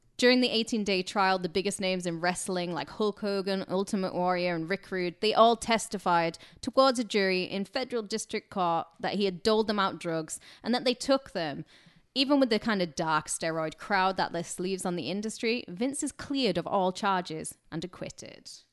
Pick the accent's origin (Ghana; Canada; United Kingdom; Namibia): United Kingdom; I'm British